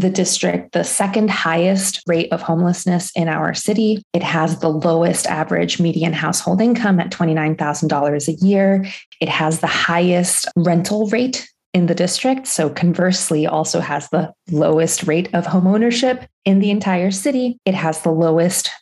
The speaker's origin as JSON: {"language": "English", "town": "Tampico", "region": "Tamaulipas", "country": "Mexico", "moved": "yes", "lives_now": "Los Angeles, United States"}